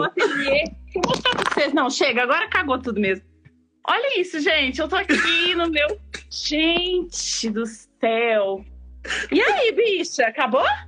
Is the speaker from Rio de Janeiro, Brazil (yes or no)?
no; Blumenau, Santa Catarina, Brazil; now in Belo Horizonte, Brazil; eu sou de Blumenau